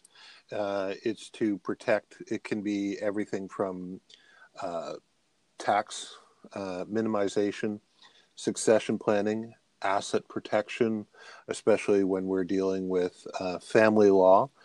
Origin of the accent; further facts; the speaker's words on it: Windsor, Ontario, Canada; I lived in the Windsor, Detroit, in Windsor, which is on the Canadian side of the Windsor-Detroit border